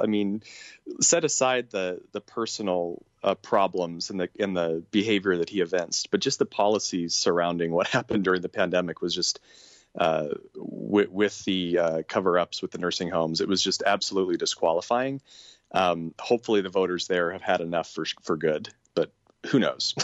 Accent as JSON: {"language": "English", "town": "Portland", "region": "Oregon", "country": "United States", "tie": "born or raised there", "moved": "yes", "lives_now": "Northwest Arkansas, United States", "said": "living here in Northwest Arkansas, there's definitely more of a culture, uh, around guns than I had growing up outside of Portland, Oregon"}